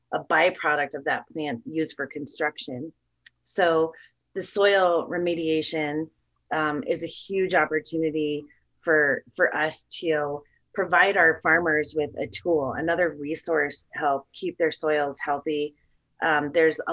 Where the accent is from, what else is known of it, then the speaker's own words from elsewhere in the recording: Wyoming, United States; I definitely come from more of the livestock background growing up in Wyoming.